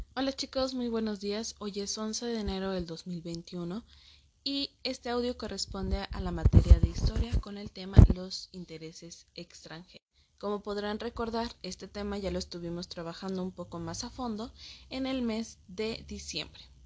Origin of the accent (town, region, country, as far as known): Mexico